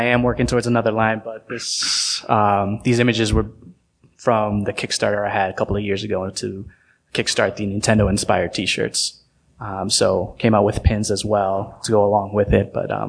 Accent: Massachusetts, United States; Born and raised here, but my father's from Puerto Rico. My mother's from Ecuador.

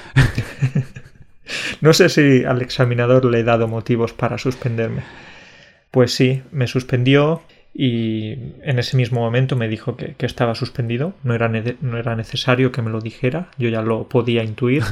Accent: Alcalá la Real, Andalusia, Spain; en mi pueblo, en Alcalá, en Alcalá la Real, que es un pueblo de Andalucía

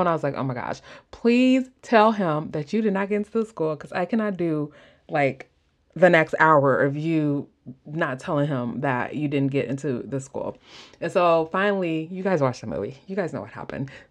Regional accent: Midwest, United States; accent: Midwest; my Midwest accent

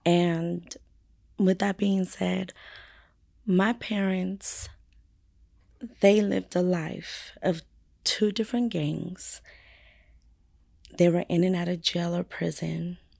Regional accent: San Bernardino, California, United States; also born or lived in Fontana, California; I was born in Fontana. Okay, Fontana. But raised in San Bernardino.

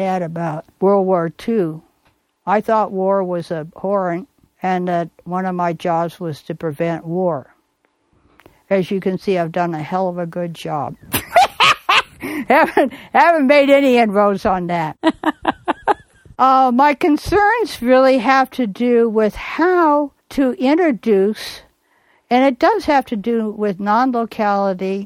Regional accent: Bay Area, California, United States; I grew up in the Bay Area in California

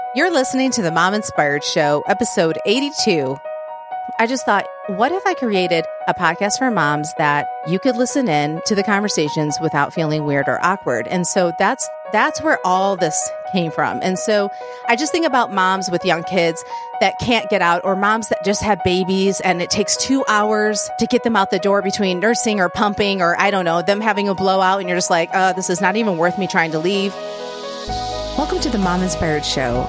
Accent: Plymouth, Michigan, United States; moved away as an adult; now in Nashville, United States; we are originally from Southeast Michigan. So those of you that know Michigan, we lived in Plymouth, Michigan before we moved here.

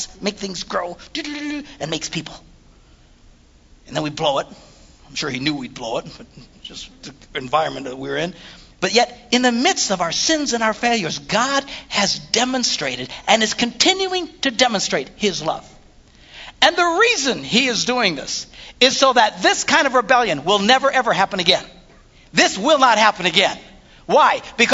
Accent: Wisconsin, United States; we're from Wisconsin.

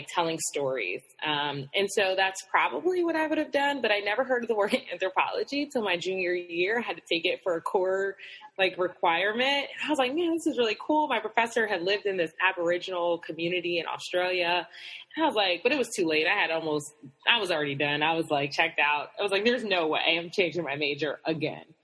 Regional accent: New Haven, Connecticut, United States; I'm from Connecticut. So good old New England, cold weather.

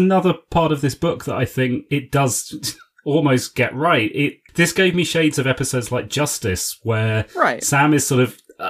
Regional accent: United Kingdom; speaking as a Brit

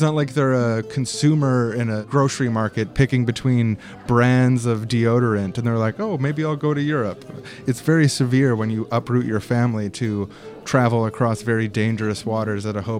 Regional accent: Langley, British Columbia, Canada; I'm from Langley.

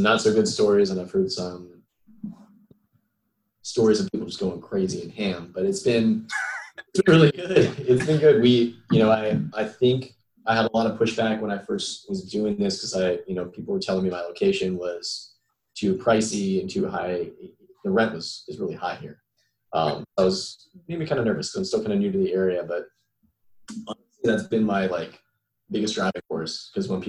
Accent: South Florida, United States; moved away as an adult; also born or lived in Melbourne, Florida; I'm originally from South Florida, so I wanted to be closer to home

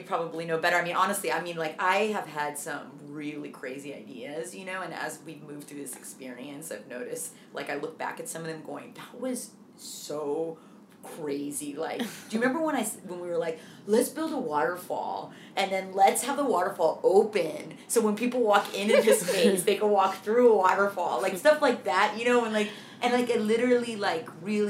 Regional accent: Dublin, Leinster, Ireland; especially growing up in Dublin, you know, like, you know, I mean, we had our good group of friends

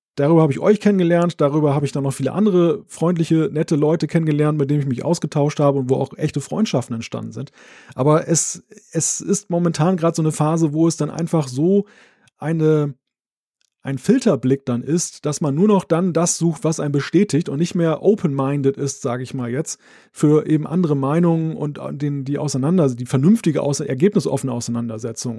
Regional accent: Germany; als Deutscher

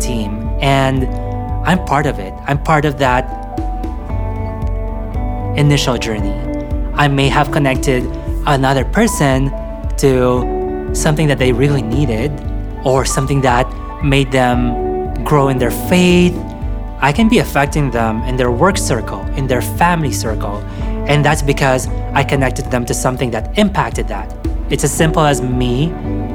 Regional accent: Philippines; now in Canada; I grew up in the Philippines

